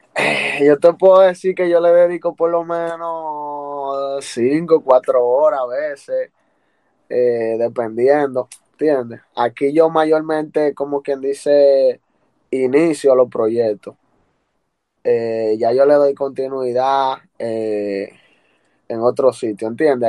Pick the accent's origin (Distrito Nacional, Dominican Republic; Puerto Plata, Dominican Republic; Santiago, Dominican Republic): Santiago, Dominican Republic; Santiago de los Caballeros; me dio a conocer ya a nivel internacional en mi país, República Dominicana